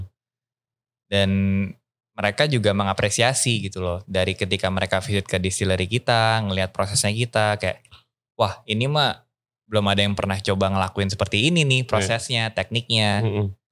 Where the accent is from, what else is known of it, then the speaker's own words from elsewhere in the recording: Bekasi, West Java, Indonesia; moved away as an adult; also born or lived in Bogor; now in Bali, Indonesia; kehidupan gua dari Bekasi Grew up di Bekasi and then kuliah ke Bogor